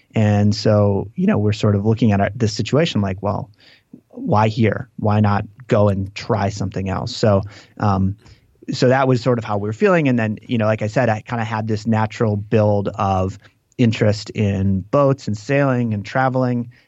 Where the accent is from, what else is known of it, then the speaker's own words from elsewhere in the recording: Green Lake, Wisconsin, United States; moved away; I grew up in this town called Green Lake, which is, uh, which is on a lake